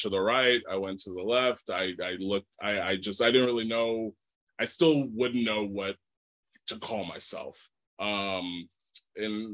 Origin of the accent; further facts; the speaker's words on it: Texas, United States; I was raised in Texas